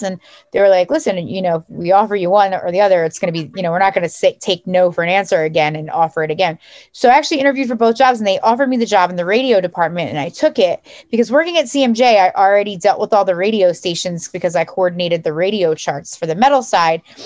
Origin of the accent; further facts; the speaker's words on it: United States; also born or lived in South Jersey / North Jersey; now in New Jersey, United States; I grew up right outside of Philly.